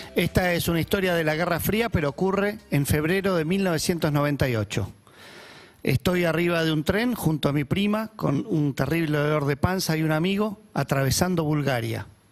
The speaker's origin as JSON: {"language": "Spanish", "region": "Buenos Aires", "country": "Argentina", "said": "Yo como soy argentino y porteño"}